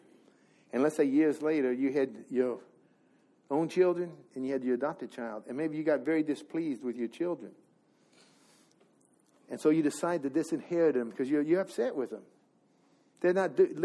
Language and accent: English; Missouri, United States; I'm from Missouri